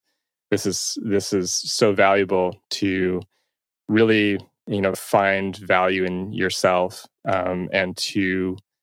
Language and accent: English; Toronto, Ontario, Canada; I'm from Toronto, and I still reside here